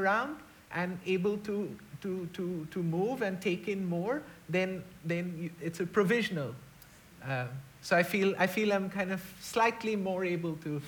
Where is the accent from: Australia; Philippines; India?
India; moved away as an adult; now in New Zealand; We're in a very dark time in India right now